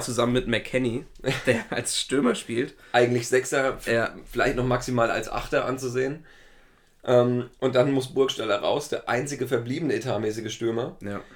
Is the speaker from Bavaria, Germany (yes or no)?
no; Schmalkalden, Thuringia, Germany; das ist meine Heimatstadt